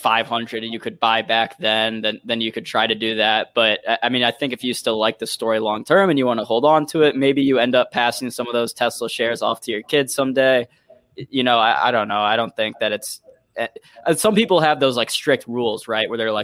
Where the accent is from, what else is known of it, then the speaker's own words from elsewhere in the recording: St. Louis, Missouri, United States; my hometown of St. Louis, Missouri